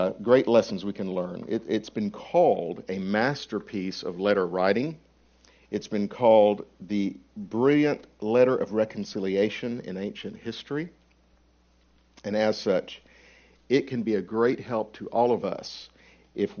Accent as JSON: {"language": "English", "region": "Alabama", "country": "United States", "accent": "Alabamanese", "said": "I'm from Alabama, so the pronunciation may be Alabamanese"}